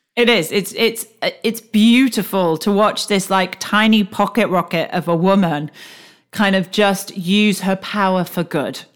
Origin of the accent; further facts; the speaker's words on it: United Kingdom; accent: British; also born or lived in United States; we're British and we're living in the States